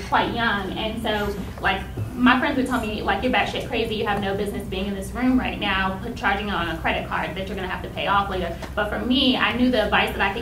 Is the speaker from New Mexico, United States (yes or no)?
no; Flint, Michigan, United States; moved away as an adult; now in Kentucky, United States; I came from Flint, Michigan. I came from shit, and I moved to Kentucky on a prayer